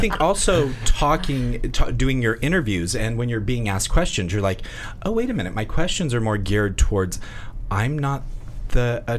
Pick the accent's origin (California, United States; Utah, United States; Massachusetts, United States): Utah, United States; I'm from Utah.